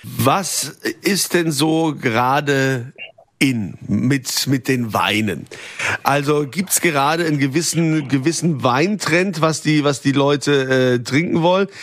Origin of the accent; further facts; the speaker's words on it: Rhineland-Palatinate, Germany; bei uns in Rheinland-Pfalz